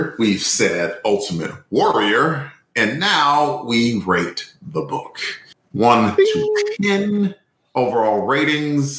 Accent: Alabama, United States; accent: Alabama; my Alabama accent

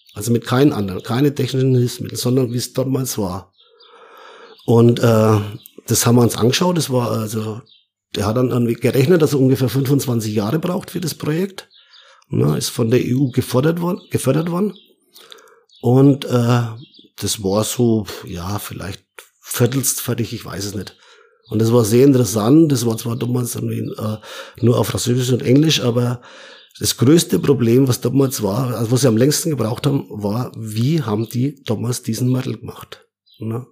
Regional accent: Middle Franconia, Bavaria, Germany; geboren, äh, in Mittelfranken und, äh, ja, aufgewachsen auf dem Bauernhof

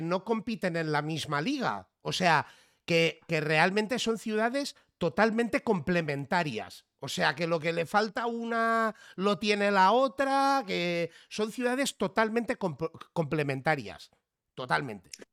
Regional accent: Catalonia, Spain; also born or lived in Barcelona; soy catalán

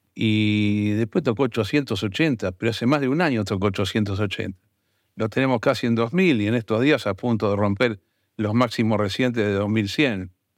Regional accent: Argentina; Yo no me voy a meter como argentino

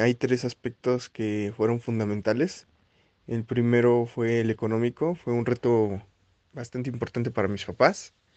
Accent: Xalapa, Veracruz, Mexico; moved away as an adult; now in Mexico City, Mexico; soy originario de Jalapa, Veracruz y llegué a la Ciudad de México hace 8 años

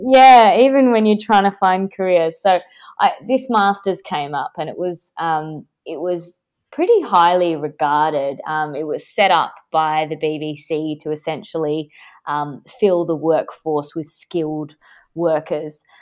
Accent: Perth, Western Australia, Australia; I grew up, like, by the beach in my hometown, Perth, in Western Australia

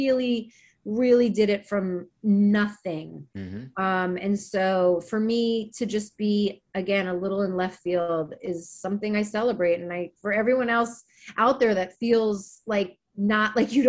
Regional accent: Maryland, United States; moved away; when I grew up in Maryland

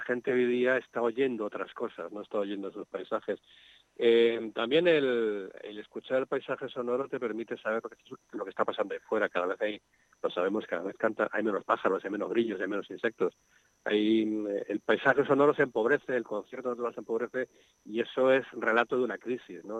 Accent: Madrid, Community of Madrid, Spain; born or raised there; now in Segovia, Spain

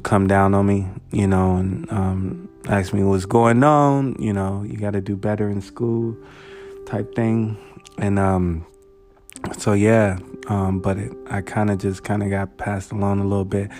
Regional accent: United States; growing up in Valley View, it was chill

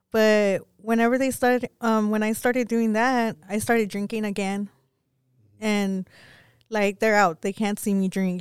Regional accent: Pecos, Texas, United States; Growing up in Pecos, um, it was real bad for me for things that happened

